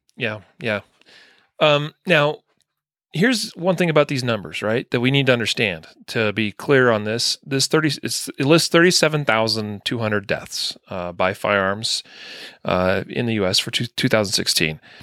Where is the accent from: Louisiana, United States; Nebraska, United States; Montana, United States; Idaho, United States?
Idaho, United States; growing up in Idaho